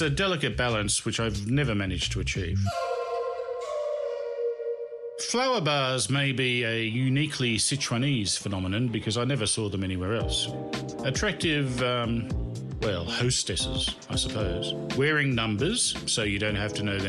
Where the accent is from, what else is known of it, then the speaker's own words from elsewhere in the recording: Australia; I am from Australia